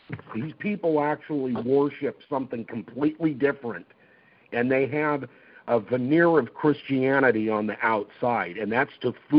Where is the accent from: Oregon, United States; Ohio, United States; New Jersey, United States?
Oregon, United States; also born or lived in California; I was originally from California, and we moved to Oregon when I was like a year and a half older. So I've been raised here in Oregon